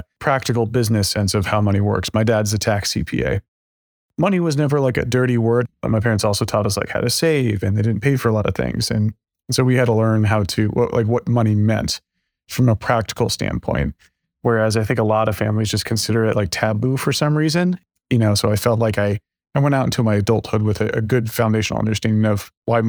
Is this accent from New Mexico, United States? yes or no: no; Texas, United States; Yeah, so it's funny, I don't have a Texas accent, but I grew up in Texas.